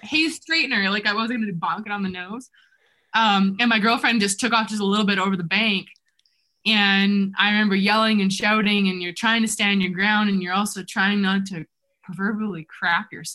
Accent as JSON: {"language": "English", "country": "Canada", "tie": "born or raised there", "also_born_or_lived": "New Zealand", "said": "growing up in Canada"}